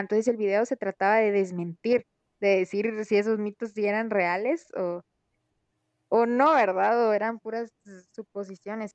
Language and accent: Spanish; Guatemala; como ciudadano guatemalteco